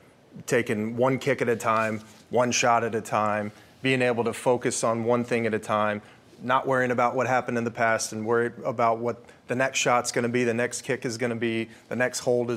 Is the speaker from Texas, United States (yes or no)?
yes; Texas, United States; Houston area. I mean, I'm from Texas, too.